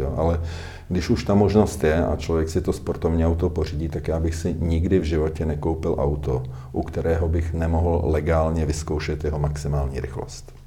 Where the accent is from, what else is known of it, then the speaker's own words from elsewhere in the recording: Czechia; jsme mistry světa jako Češi